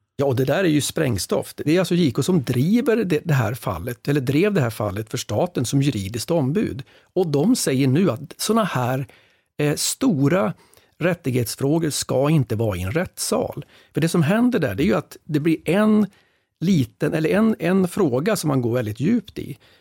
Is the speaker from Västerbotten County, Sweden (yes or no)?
yes; Västerbotten County, Sweden; jag är själv från Västerbotten